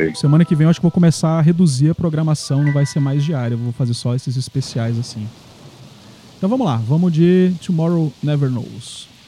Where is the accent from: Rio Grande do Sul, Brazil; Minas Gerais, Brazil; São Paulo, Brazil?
Rio Grande do Sul, Brazil; moved away; Eu sou gaúcho